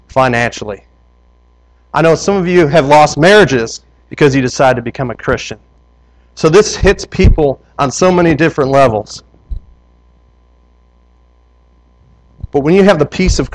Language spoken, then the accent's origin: English; Wisconsin, United States; I'm from Wisconsin